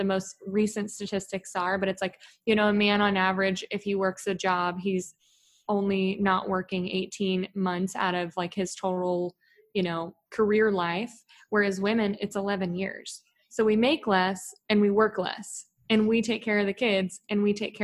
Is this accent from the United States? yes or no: yes; Texas, United States; I'm from Texas